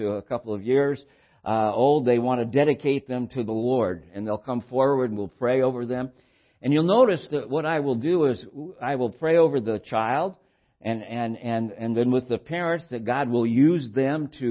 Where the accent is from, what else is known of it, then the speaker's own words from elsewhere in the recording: Santa Barbara, California, United States; I was raised in Santa Barbara in my childhood and adolescent years and pre-adolescent years